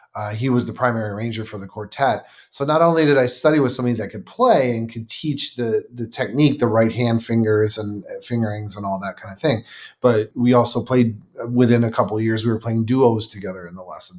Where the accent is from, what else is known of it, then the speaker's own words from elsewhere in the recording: Buffalo, New York, United States; I was born and raised in Buffalo, New York